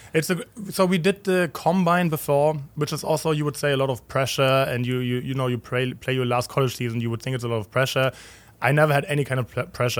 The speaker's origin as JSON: {"language": "English", "region": "Berlin", "country": "Germany", "tie": "born or raised there", "also_born_or_lived": "Cincinnati, United States / Louisville, United States", "moved": "as an adult", "lives_now": "St. Louis, United States", "said": "I grew up in Berlin, not really in the heart of Berlin, but West Berlin"}